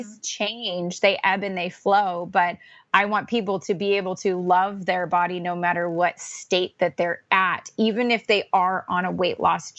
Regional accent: Orange County, California, United States; now in Pacific Northwest, United States; I grew up in Orange County, California

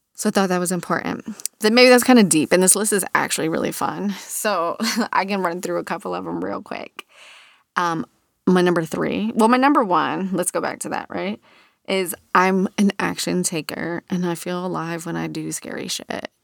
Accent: Virginia Beach, Virginia, United States; growing up in Virginia Beach in the nineties as a teenager

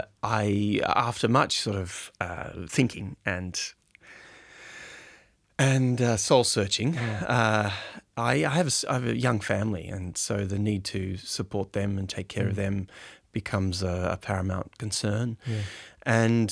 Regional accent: Hobart, Tasmania, Australia; also born or lived in Brisbane; I think my earliest memory would probably have to be in high school in Brisbane. I grew up in Hobart, actually.

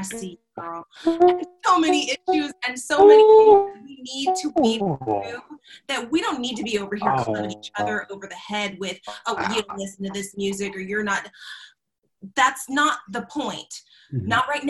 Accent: California, United States; I mentioned earlier that I grew up in Southern California.

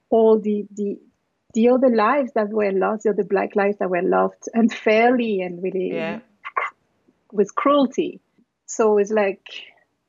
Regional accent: Paris, Île-de-France, France; moved away as an adult; also born or lived in New York, United States / Martinique; now in Los Angeles, United States; I was born in Paris, and it was just my parents and my brothers

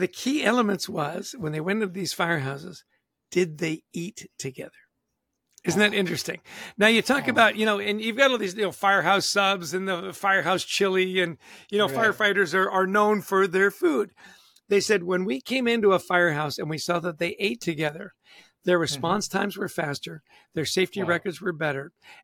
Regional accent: Canada; I'm Canadian

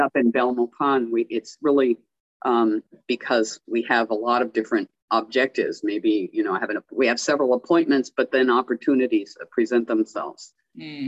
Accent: California, United States; now in Belize; I'm from California.

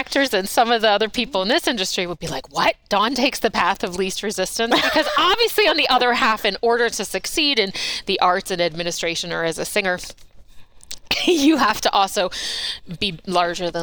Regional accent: United States; moved away as an adult; also born or lived in Maryland / New York; now in Inland Northwest, United States; I was born and raised in suburbs of D.C.

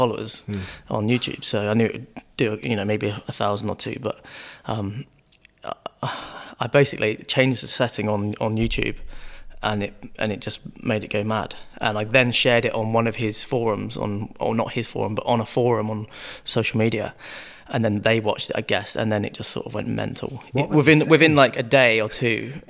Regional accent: Penryn, South West England, United Kingdom; I grew up here in Penryn, in Cornwall.

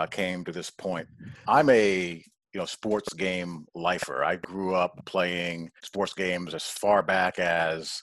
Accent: New York, United States; I grew up in New York, a Notre Dame fan

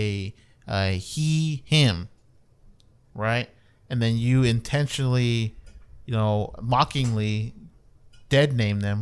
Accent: United States; as an American

